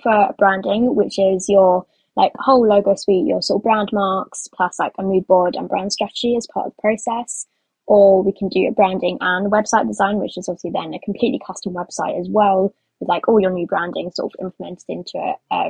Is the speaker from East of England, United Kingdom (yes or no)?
no; London, United Kingdom; So I'm from England, London.